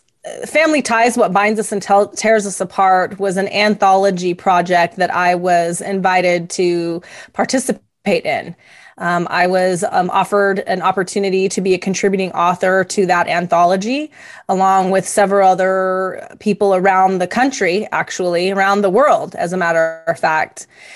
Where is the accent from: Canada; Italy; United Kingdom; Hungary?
Italy; also born or lived in Greece; I was raised in Italy and Greece. My stepfather was in the army.